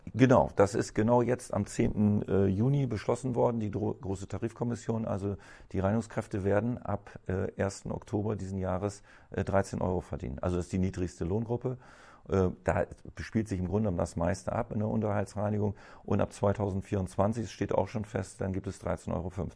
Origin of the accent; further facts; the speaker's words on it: Bremen, Germany; ich bin ja Bremer durch und durch. Also ich kenne, ich bin hier geboren